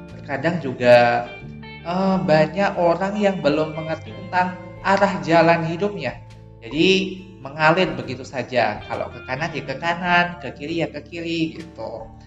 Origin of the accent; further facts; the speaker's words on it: Banyuwangi, East Java, Indonesia; now in Yogyakarta, Indonesia; Kalau asli aku sendiri itu berasal dari Banyuwangi. Ada tahu Banyuwangi nggak?